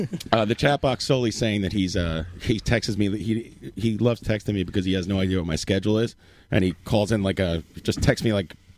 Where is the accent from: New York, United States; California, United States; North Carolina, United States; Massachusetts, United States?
Massachusetts, United States; Martha's Vineyard; born or raised there